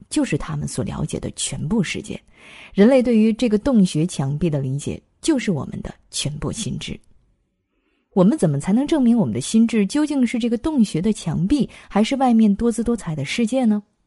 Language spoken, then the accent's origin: Chinese; China; 我们中国人